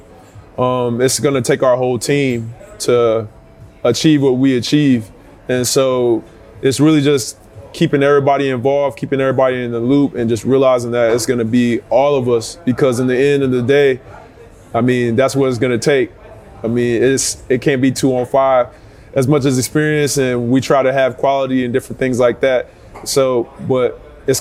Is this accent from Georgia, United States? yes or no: no; Texas, United States; accent: Southern; I'm from Texas, so I'm from the South. I got Southern, everything about South.